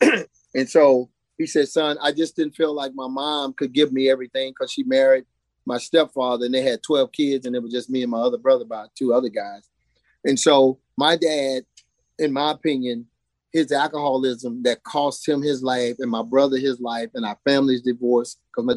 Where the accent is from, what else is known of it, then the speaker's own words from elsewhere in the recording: Texas, United States; moved away as an adult; now in Virginia, United States; Growing up in Texas